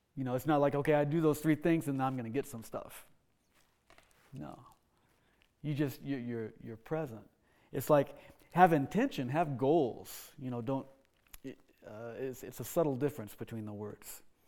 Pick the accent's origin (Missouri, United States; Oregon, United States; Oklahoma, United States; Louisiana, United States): Oklahoma, United States; Uh, when I, when I was seven, we moved to Oklahoma. That's sometimes you know you hear the accent come out. uh, so I grew up in Oklahoma